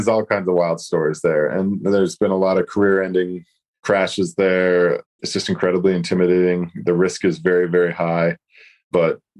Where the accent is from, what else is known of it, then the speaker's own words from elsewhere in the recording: Sundance, Utah, United States; I come from Sundance, and it's a small mountain